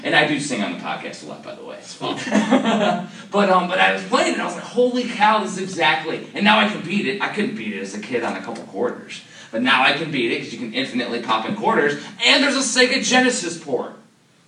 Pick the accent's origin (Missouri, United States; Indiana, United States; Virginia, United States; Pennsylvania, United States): Indiana, United States; Cedar Lake; now in Maryland, United States; I'm from Cedar Lake, Indiana